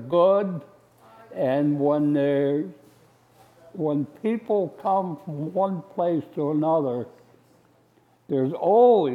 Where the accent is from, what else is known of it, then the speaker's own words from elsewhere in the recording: Esopus, New York, United States; also born or lived in Saugerties, New York; I was born in Esopus in 1930, Esopus, New York